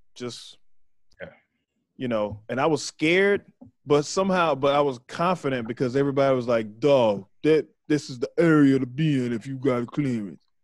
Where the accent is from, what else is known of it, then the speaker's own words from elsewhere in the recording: Waco, Texas, United States; moved away; I'm from Waco. So I'm from right there